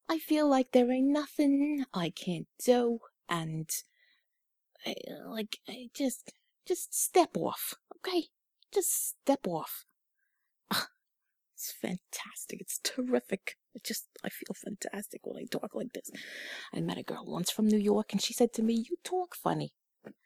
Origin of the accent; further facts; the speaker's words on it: Canada; I grew up in Canada